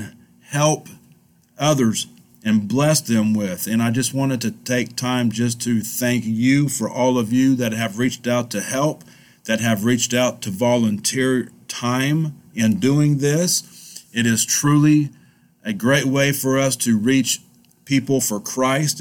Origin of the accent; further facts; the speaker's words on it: El Reno, Oklahoma, United States; I wanted to do something in my hometown of El Reno. It's something that I just wanted to do for the community that I grew up in.